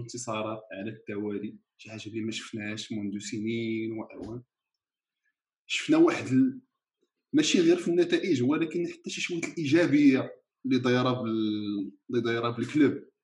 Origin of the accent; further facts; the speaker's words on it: Marrakesh, Marrakesh-Safi, Morocco; حنا مراكشي